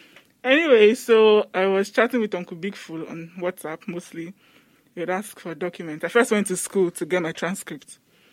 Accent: Lagos, Nigeria; And I grew up mostly in Lagos. Mainland Lagos, like down Lagos.

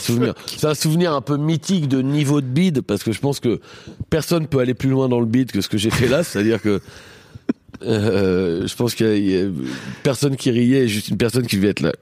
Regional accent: Beaumont-en-Véron, Centre-Val de Loire, France; moved away; also born or lived in Normandy / Paris; j'ai grandi à eux à Beaumont-Véron

